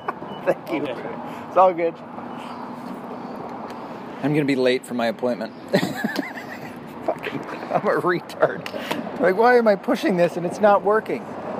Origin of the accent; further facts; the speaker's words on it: Tennessee, United States; You'll notice too that my accent, as I've talked about, that I'm from Tennessee and I have zero to no southern accents.